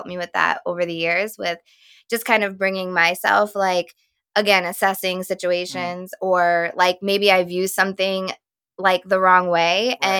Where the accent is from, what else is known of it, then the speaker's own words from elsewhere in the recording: Texas, United States; now in Connecticut, United States; But that's how we both actually ended up in Connecticut, because I'm originally from Texas